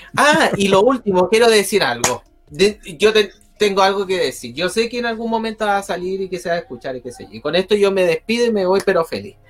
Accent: Chile; yo como ciudadano chileno

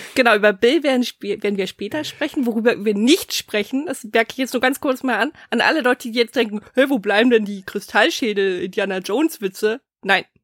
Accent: Germany; bei uns in Deutschland

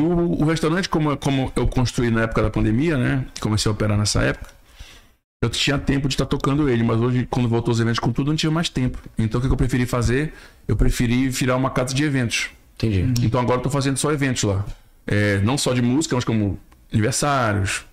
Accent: Belém, Pará, Brazil; now in Manaus, Brazil; sou de Belém, de, do Pará

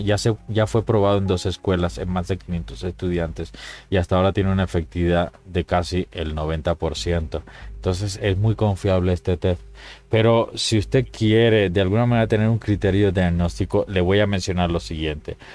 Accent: Cuba; moved away; cuando era niño en Cuba

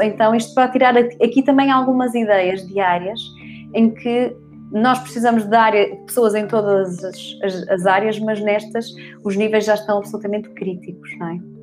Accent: Porto, Norte, Portugal; now in Loures, Portugal; eu sou do Porto, fomos, eu vivo em Louros

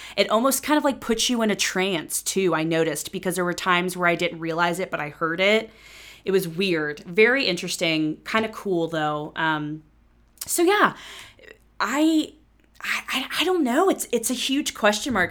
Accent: Cincinnati, Ohio, United States; moved away as an adult; when I moved back to Cincinnati

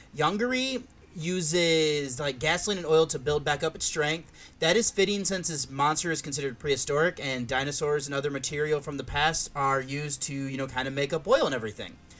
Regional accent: Michigan, United States; now in Columbus, United States; where I grew up in Michigan

